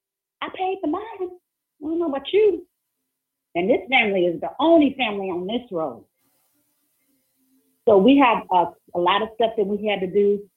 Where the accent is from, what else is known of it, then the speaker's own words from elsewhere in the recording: New Orleans, Louisiana, United States; New Orleans, you know, I'm from New Orleans, and so you know, my family, they kind of wild out there.